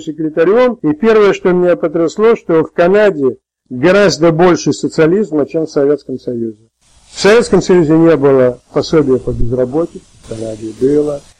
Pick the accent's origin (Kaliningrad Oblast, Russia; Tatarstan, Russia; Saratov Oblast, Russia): Saratov Oblast, Russia; Saratov; moved away; я родился в Саратове